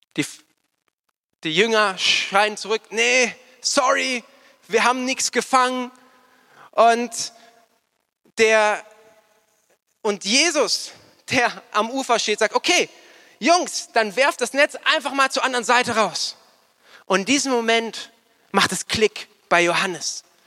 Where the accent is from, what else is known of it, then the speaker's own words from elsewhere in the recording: Starnberg, Bavaria, Germany; moved away as an adult; also born or lived in Nuremberg; ich bin in Starnberg aufgewachsen